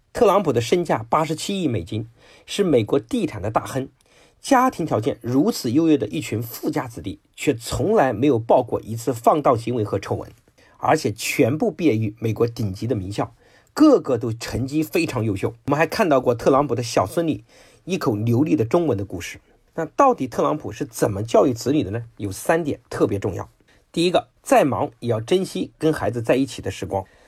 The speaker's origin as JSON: {"language": "Chinese", "country": "China", "said": "我们中国的父母"}